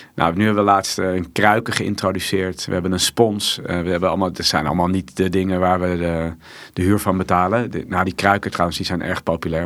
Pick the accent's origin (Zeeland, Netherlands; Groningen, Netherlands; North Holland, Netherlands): North Holland, Netherlands; Amsterdam; ik kom uit Amsterdam